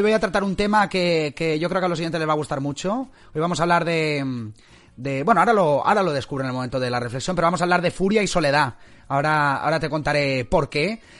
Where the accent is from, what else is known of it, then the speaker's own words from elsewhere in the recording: Valencian Community, Spain; now in Scotland, United Kingdom; yo soy valenciano